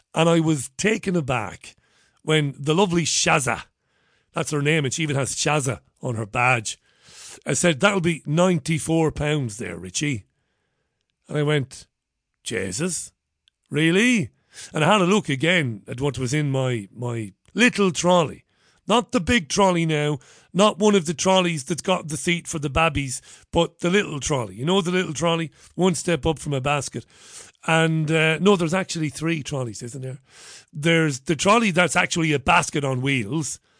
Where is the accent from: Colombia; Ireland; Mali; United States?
Ireland; now in United Kingdom; I'm an Irishman. I am actually Irish